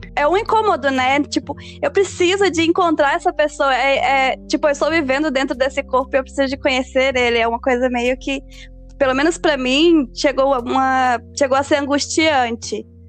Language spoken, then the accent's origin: Portuguese; Belo Horizonte, Minas Gerais, Brazil; now in California, United States; mineira de Belo Horizonte. Estou falando diretamente da Califórnia.